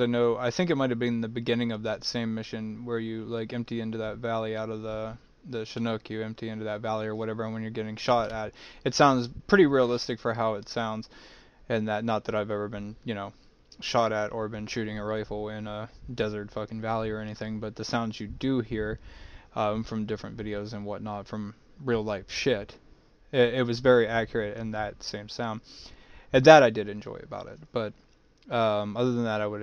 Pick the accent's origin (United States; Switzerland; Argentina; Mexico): Mexico; growing up in Mexico